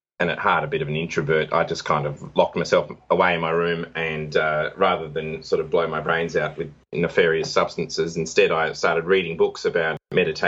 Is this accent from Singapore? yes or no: no; Adelaide, South Australia, Australia; my hometown of Adelaide, which is a city in Australia